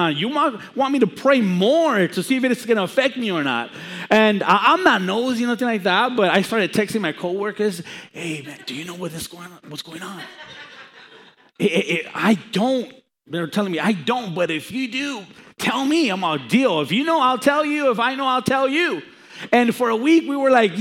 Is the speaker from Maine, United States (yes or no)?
no; Los Angeles, California, United States; also born or lived in Chicago; I was born in Chicago and raised in Los Angeles